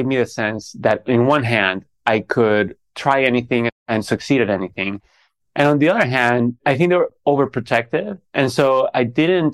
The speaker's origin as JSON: {"language": "English", "town": "Caracas", "region": "Capital District", "country": "Venezuela", "tie": "born or raised there", "said": "I grew up in Caracas, Venezuela"}